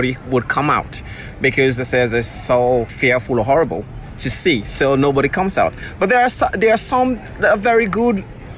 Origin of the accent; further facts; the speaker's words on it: Freetown, Western Area, Sierra Leone; Yes, I grew up in Freetown.